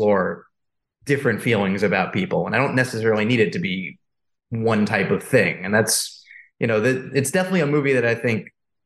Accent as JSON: {"language": "English", "region": "New York", "country": "United States", "said": "I'm a guy from New York. I live in Brooklyn."}